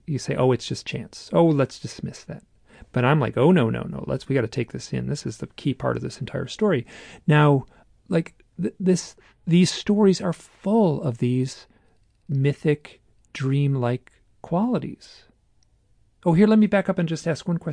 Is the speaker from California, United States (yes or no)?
no; Michigan, United States; I'm from Michigan